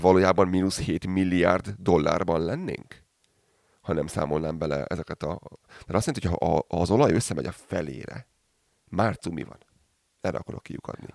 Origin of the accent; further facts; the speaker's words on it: Hungary; now in Calgary, Canada; én így magyarként